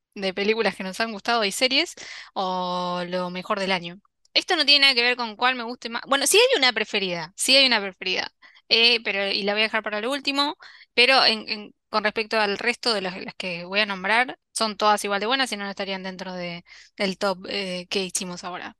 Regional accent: Argentina; nosotros como argentinos

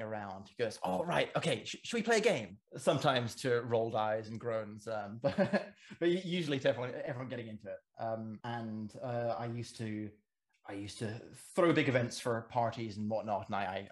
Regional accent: Cayman Islands; also born or lived in England; now in Edinburgh, United Kingdom; I grew up in the Cayman Islands and studied classics and ancient history over in England. And now I'm living in Edinburgh

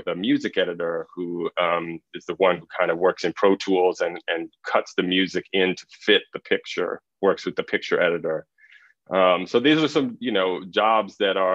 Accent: Los Angeles, California, United States; moved away; also born or lived in Miami; I grew up in Los Angeles.

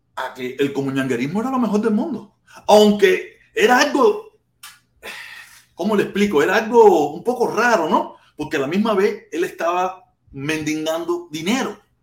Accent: Cuba; now in United States; nosotros que somos cubanos y estamos fuera de Cuba

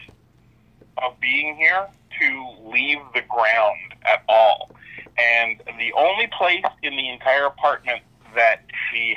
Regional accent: Newfoundland and Labrador, Canada; moved away; I grew up in Newfoundland. I spent 3 years living in Newfoundland because my dad is from Newfoundland.

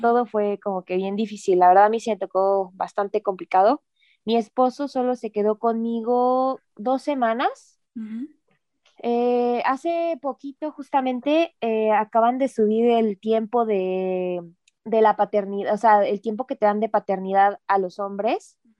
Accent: Mexico; moved away; esa parte de mi cultura, o sea, de, México

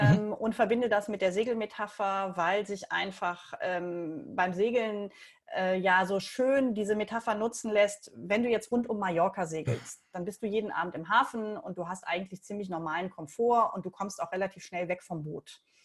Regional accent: Leverkusen, North Rhine-Westphalia, Germany; moved away as an adult; also born or lived in Buenos Aires, Argentina; Ich bin in Leverkusen geboren und aufgewachsen

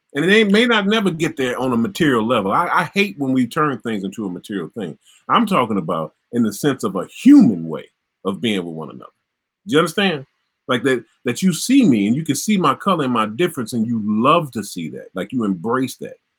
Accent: Mississippi, United States; My home in Mississippi.

